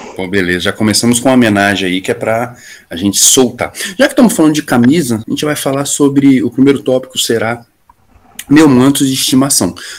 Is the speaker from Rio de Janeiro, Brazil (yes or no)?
no; Brasília, Federal District, Brazil; also born or lived in São Paulo; Somos de Brasília